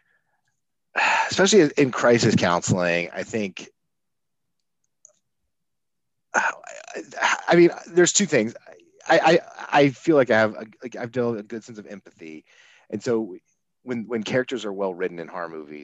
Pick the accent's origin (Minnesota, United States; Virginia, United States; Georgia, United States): Georgia, United States; outside of Atlanta; where I grew up outside of Atlanta.